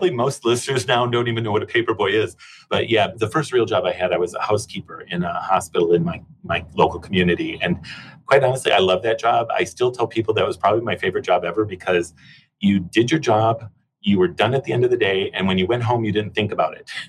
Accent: Chicago, Illinois, United States; moved away as an adult; also born or lived in California; now in British Columbia, Canada; I grew up in Chicago, so most of my life was spent in Chicago, and then we moved to California

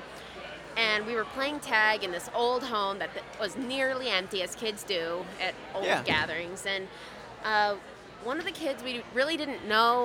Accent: Champaign, Illinois, United States; I am from Champaign, Illinois

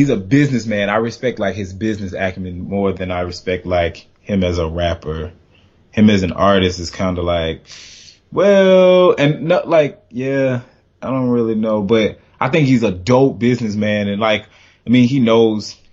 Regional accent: Florida, United States; now in DMV area, United States; I'm from Florida

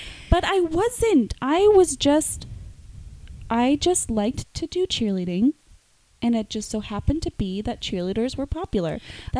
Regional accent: Moncton area, New Brunswick, Canada; also born or lived in Salisbury, New Brunswick; I guess we're from Moncton.

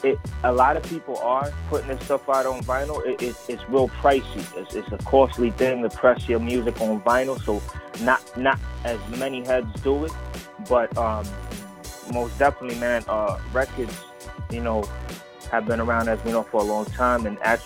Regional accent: Puerto Rico; born there; also born or lived in Bronx, New York City / Florida; I was actually born in Puerto Rico and relocated, spent some time in the Bronx, New York City, and Florida. You know, I've been a nomad status, man.

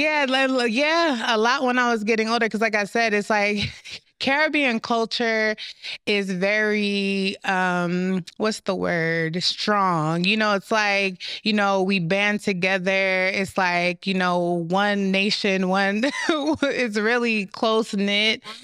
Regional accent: United States; also born or lived in Jamaica; I was raised here

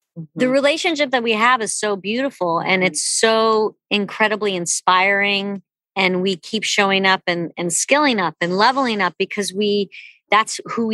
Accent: North Shore of Long Island, New York, United States; I grew up on the North Shore of Long Island.

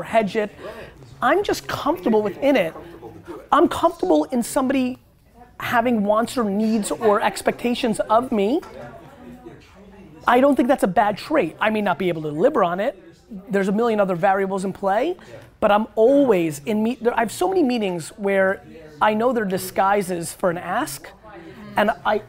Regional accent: Russia; now in United States; I came from Russia too.

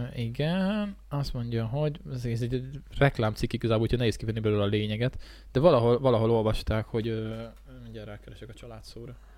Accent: Hungary; mi itt nőttünk fel

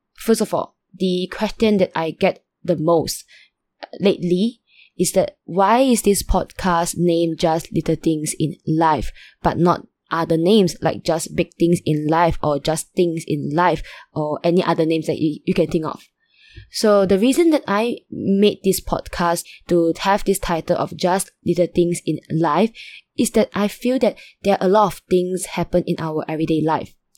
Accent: Malaysia; I'm from Malaysia, and currently I'm still a student

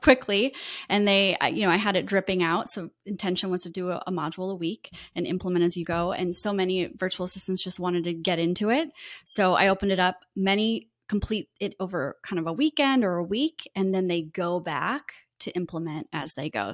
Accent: Iowa, United States; moved away as an adult; now in Florida, United States; I was raised in the Midwest, in Iowa

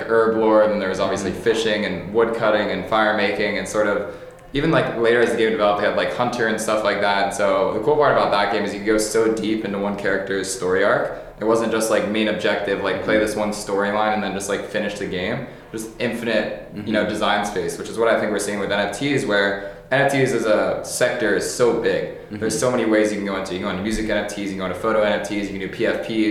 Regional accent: Philadelphia, Pennsylvania, United States; Grew up in Philadelphia, outside the city.

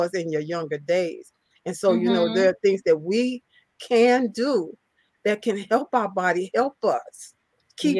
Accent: Chicago, Illinois, United States; I'm from Chicago, Illinois, the Chicago area. I live right outside of Chicago.

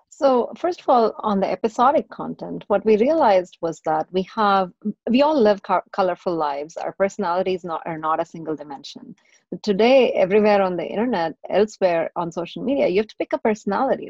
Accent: Chennai, Tamil Nadu, India; moved away as an adult; also born or lived in Texas, United States; now in United States; I was born and raised in India. And for the better part of my teenage years and, and stuff, I grew up in South India in a city that it's now called Chennai

